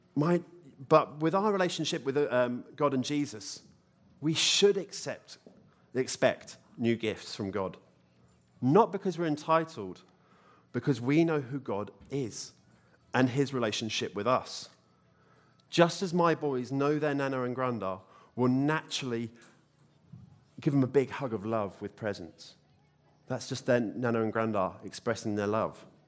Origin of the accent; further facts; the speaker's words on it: United Kingdom; moved away; I'm British